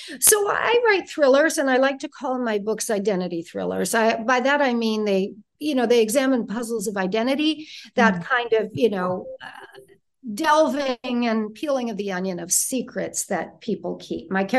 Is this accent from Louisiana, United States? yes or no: no; Detroit, Michigan, United States; So I went to college in Ohio. I'm from Detroit, like I said.